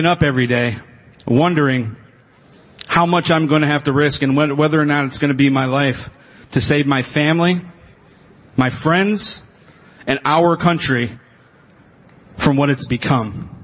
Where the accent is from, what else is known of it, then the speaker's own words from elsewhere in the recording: Ohio, United States; I'm the guy from Ohio